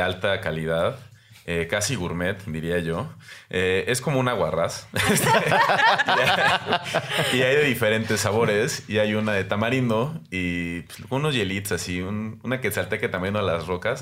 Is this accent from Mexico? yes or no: yes; Mexico; nuestra inteligencia como mexicanos